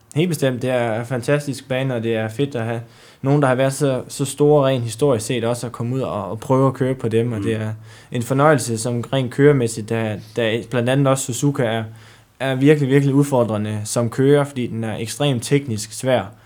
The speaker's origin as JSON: {"language": "Danish", "area": "Djursland", "region": "Central Denmark Region", "country": "Denmark", "said": "Jeg kommer oprindeligt fra, fra Djursland"}